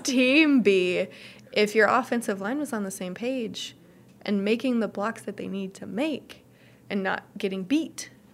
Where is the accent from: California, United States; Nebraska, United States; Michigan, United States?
Nebraska, United States; I'm from Nebraska